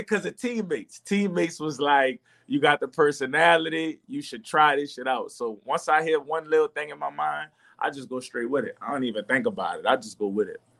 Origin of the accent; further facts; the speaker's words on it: New Orleans, Louisiana, United States; I'm from New Orleans